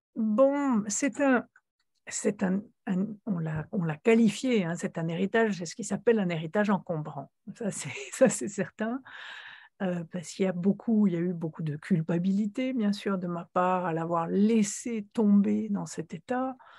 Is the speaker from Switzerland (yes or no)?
yes; Switzerland; moved away as an adult; j'ai quitté la Suisse à l'âge de 26 ans